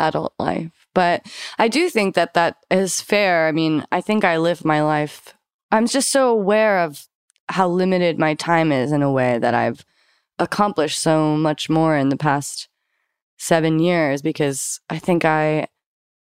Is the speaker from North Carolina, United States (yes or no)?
no; Eugene, Oregon, United States; I grew up in Eugene, Oregon, which is a really beautiful place to grow up